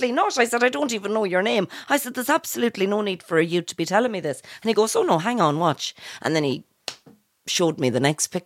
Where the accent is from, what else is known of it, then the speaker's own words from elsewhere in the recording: Mayo, Connacht, Ireland; I'm from Mayo